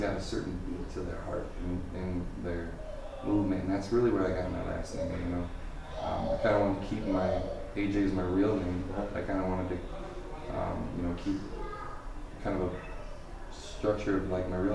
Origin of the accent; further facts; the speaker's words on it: Nebraska, United States; also born or lived in Madison area, Wisconsin; now in Janesville, United States; I'm originally from Nebraska